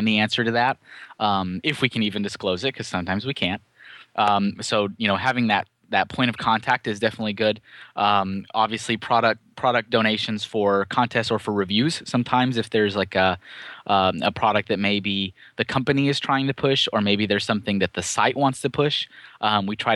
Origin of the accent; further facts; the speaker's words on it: Austin, Texas, United States; moved away as an adult; also born or lived in Colorado / Chandler, Arizona / Enfield, Connecticut; Austin, Texas, which is actually my hometown. I'm from Austin originally